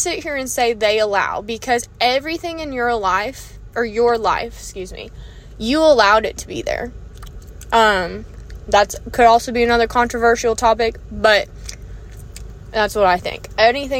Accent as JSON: {"language": "English", "country": "United States", "said": "being an American"}